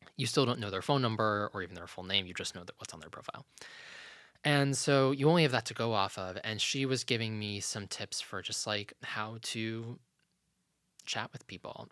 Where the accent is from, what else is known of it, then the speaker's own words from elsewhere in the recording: Lynchburg, Virginia, United States; when we moved as a family from Virginia Beach to Lynchburg, Virginia, that not only was a big move for me